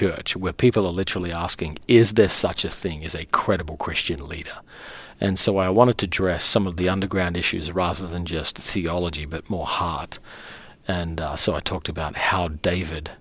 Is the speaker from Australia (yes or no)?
yes; Australia; moved away as an adult; now in New York City, United States; I'm actually more American than I am Australian at this point